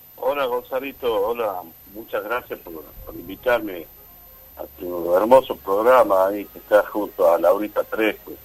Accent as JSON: {"language": "Spanish", "country": "Argentina", "said": "lo que nos está pasando como argentino"}